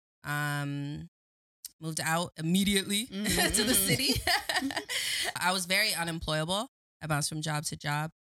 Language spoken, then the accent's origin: English; Waterloo, Ontario, Canada; also born or lived in Scarborough, Ontario; I was adopted. And that's where when I moved to Waterloo, I grew up in Waterloo